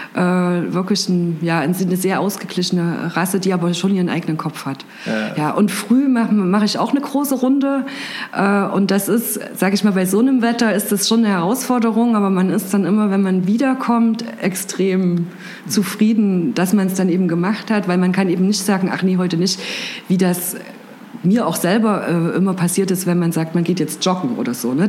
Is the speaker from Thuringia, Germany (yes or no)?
yes; Gera, Thuringia, Germany; now in Jena, Germany; bin aufgewachsen in Gera